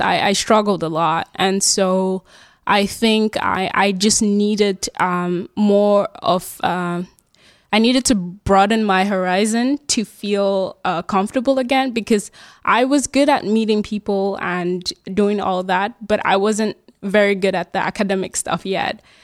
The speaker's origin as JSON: {"language": "English", "country": "Germany", "tie": "born or raised there", "also_born_or_lived": "Nigeria / United States", "moved": "as an adult", "lives_now": "Groningen, Netherlands", "said": "So I was born in Nigeria and then, uh, grew up in Germany."}